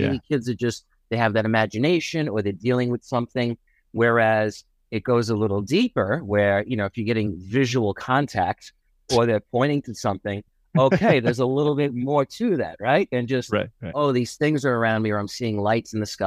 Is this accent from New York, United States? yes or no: yes; Floral Park, New York, United States; I grew up in Long Island